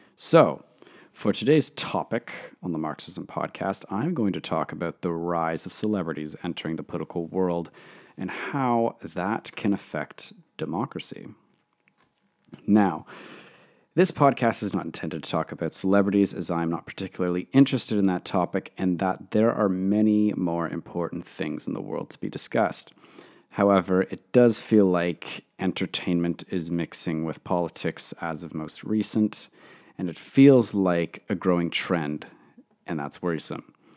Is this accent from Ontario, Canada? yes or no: yes; Toronto, Ontario, Canada; I am from Toronto, Canada